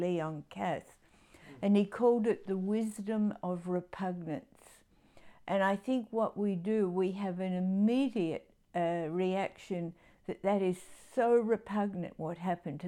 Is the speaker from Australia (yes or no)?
yes; Adelaide, South Australia, Australia; I grew up in Adelaide